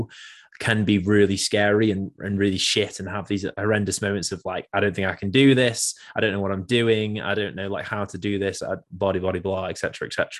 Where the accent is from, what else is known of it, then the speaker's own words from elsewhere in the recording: England, United Kingdom; as an English person